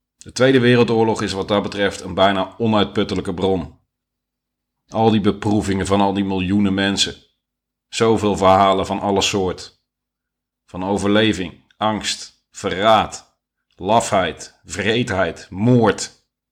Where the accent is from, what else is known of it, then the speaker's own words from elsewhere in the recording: Netherlands; ik ben Nederlander